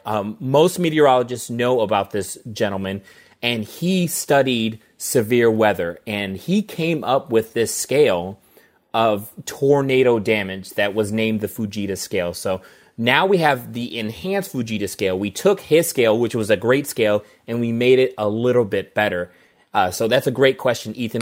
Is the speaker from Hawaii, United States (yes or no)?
no; St. Louis, Missouri, United States; moved away as an adult; also born or lived in Colorado / Jefferson City, Missouri; grew up in Saint Louis, Missouri. I've lived there for much